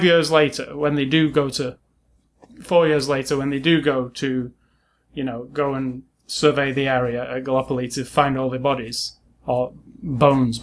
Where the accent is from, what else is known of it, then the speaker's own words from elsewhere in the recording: England, United Kingdom; I'm from England, and we learn nothing about American history. And, well, didn't then anyway, when I was in the school in the 80s.